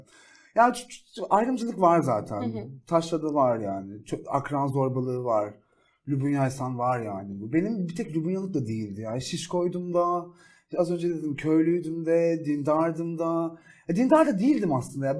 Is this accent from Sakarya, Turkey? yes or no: no; Ereğli, Zonguldak, Turkey; moved away as an adult; now in Istanbul, Turkey; İstanbul'dan önce Zonguldak'ta doğup büyüdüm. Ee, Zonguldak Ereğli ilçesinde.